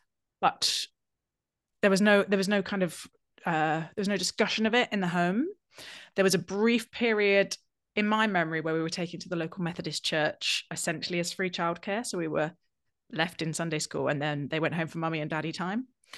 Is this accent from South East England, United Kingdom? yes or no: yes; South East England, United Kingdom; I grew up in in England, we call them the home counties, and I've no idea why, but they're basically the counties that surround London in the southeast.